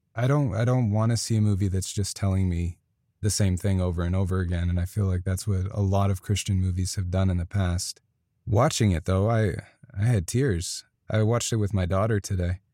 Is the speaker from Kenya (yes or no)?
no; Canada; moved away as an adult; now in United States; I'm Canadian